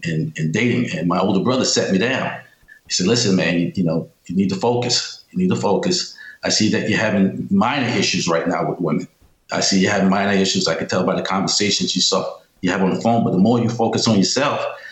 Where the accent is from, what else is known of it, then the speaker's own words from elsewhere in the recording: New York City, New York, United States; moved away as an adult; also born or lived in Amherst, New York / Arizona; I was born in New York City in the Bronx, and I went to high school upstate New York in Amherst, New York